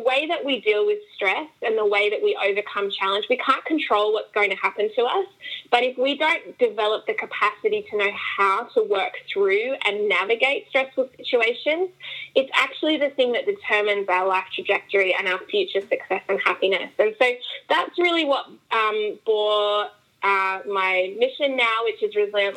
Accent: Australia; moved away as an adult; now in United States; Yes, I am Australian. We have immigrated here to the States about 2.5 years ago.

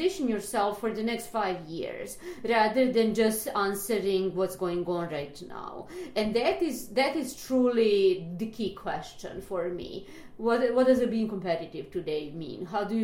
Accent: Belgrade, Serbia; moved away as an adult; now in New York, United States; I'm Serbian. I moved from Belgrade. I just finished psychology there

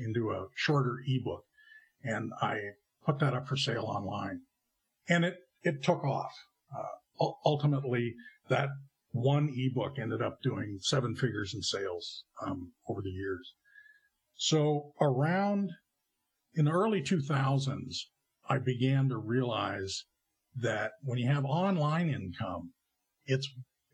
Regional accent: Canada; moved away as an adult; also born or lived in California, United States; I emigrated from Canada to California

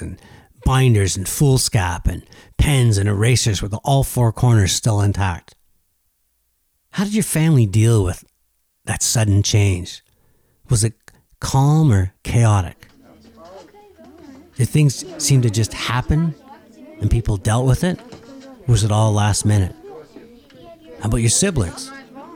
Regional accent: Laval, Quebec, Canada; also born or lived in Dorval; I grew up in Laval and moved to Dorval

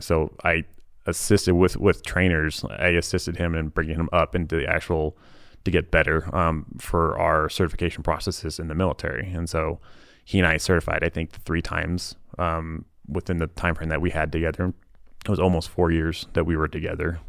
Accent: Lee's Summit, Missouri, United States; moved away as an adult; also born or lived in Texas / California; now in Utah, United States; my hometown, Fleece Summit, Missouri

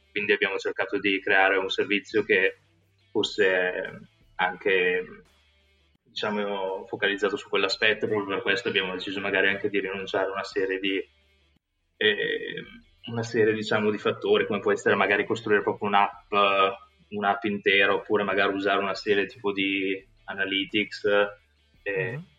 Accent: Italy; moved away as an adult; also born or lived in United States / United Kingdom / Singapore; sono veramente stato fortunato a nascere e crescere in Italia

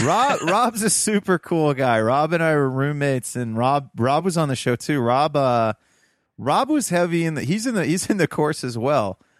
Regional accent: Toledo, Ohio, United States; moved away; I'm from Toledo, Ohio originally

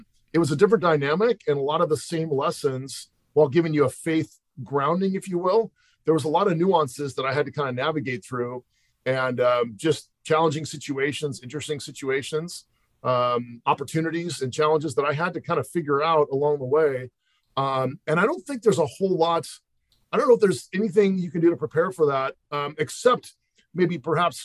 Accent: Pasadena, California, United States; also born or lived in San Francisco Bay Area / Walnut Creek; I grew up in Pasadena, California.

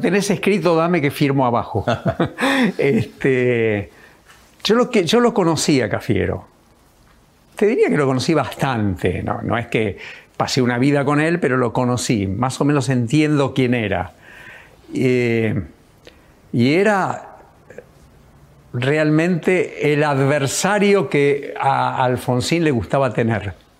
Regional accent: Argentina; nosotros como argentinos

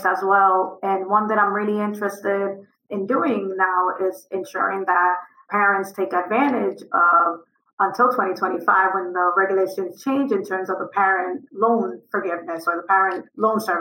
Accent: Dominican Republic; also born or lived in Providence, Rhode Island; now in Rhode Island, United States; I'm from Dominican Republic

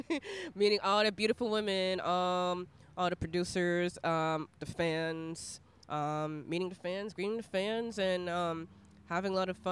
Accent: Florida, United States; also born or lived in Passaic, New Jersey; I was raised in Florida, but I was actually born in New Jersey.

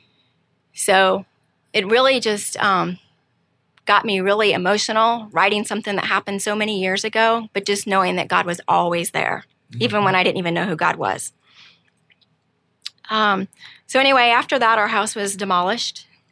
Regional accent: Missouri, United States; born there; I'm 47 and I was born in Missouri, but moved all over the place. Went to 7 different schools, so I was never deeply rooted in any one place for any length of time.

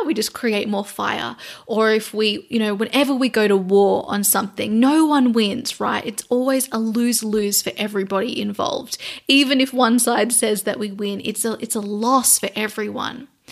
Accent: Australia; So I am an Australian. I am an Indigenous Australian

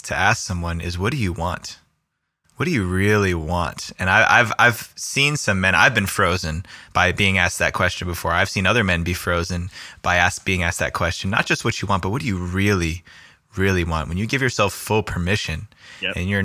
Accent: East Coast, United States; now in Santa Barbara, United States; I grew up on the East Coast

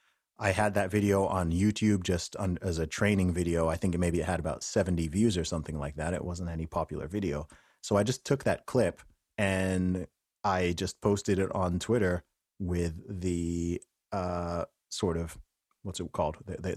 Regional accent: Saudi Arabia; Yeah, I would say that even despite the fact I grew up in Saudi Arabia, because of the type of area I grew up in, the American culture and dominance was more than the Saudi one

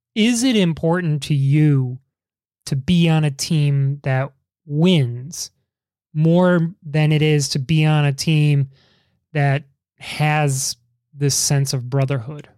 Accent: Chicago, Illinois, United States; growing up in Chicago

